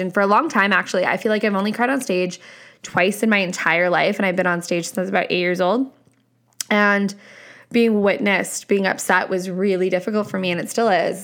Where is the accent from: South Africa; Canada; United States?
Canada; I'm Canadian, hello, I am Canadian